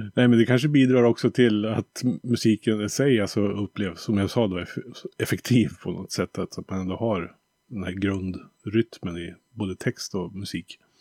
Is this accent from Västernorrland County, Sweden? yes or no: no; Bergslagen, Västmanland, Sweden; jag är ju lite uppvuxen med ja, det man kallar för trallpunkvågen där i början på 90-talet här nere i, i Bergslagen, Västmanland.